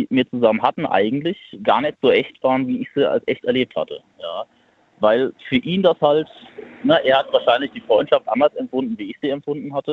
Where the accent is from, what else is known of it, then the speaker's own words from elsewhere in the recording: Hesse, Germany; ja, ich komme hier aus der Nähe von Bad Homburg. Das ist im Taunus.